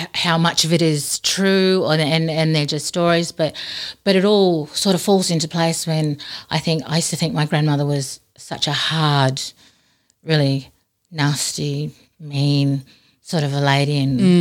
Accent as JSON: {"language": "English", "town": "Darwin", "region": "Northern Territory", "country": "Australia", "tie": "born or raised there", "moved": "yes", "said": "I was born and raised in Darwin"}